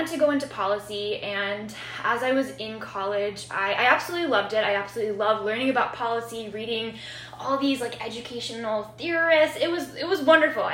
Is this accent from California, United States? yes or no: no; Chicago, Illinois, United States; I am from Chicago. I grew up in West Rogers Park neighborhood, so kind of been here almost all my life since I was four